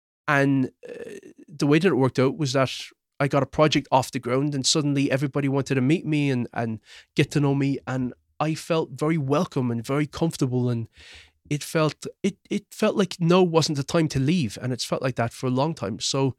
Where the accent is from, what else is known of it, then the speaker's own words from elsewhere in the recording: Croydon, London, United Kingdom; born there; Where was I born? I was actually born in London, in Croydon. I was born in Mayday Hospital.